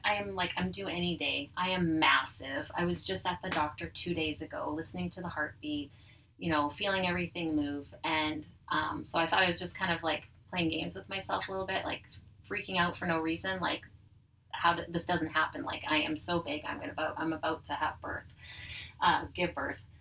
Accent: Dugald, Manitoba, Canada; also born or lived in Oak Bank, Manitoba; now in Winnipeg, Canada; I grew up in Dugald, Manitoba, so small city or small city, small town outside of Winnipeg

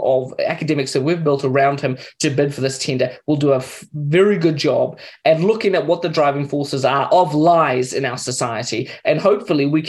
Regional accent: Mozambique; also born or lived in Kenya; now in New Zealand; I grew up in Mozambique

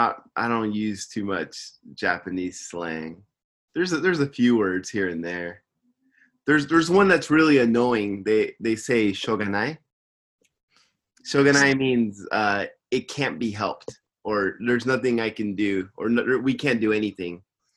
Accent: England, United Kingdom; I know I'm English. You don't know. I know. It's my culture.

